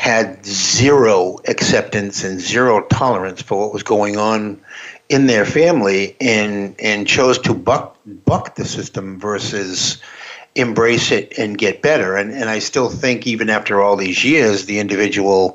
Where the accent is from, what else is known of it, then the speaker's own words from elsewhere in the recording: the Boston area, Massachusetts, United States; I'm from the Boston area